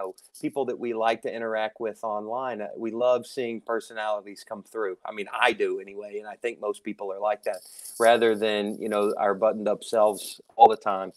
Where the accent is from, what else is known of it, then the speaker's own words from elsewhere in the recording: Tennessee, United States; now in New York, United States; I'm originally from Tennessee, the South.